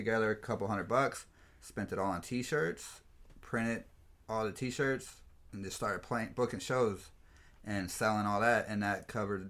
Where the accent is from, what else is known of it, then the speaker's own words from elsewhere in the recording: Cincinnati, Ohio, United States; moved away as an adult; now in San Diego, United States; I was born and raised in Cincinnati, Ohio.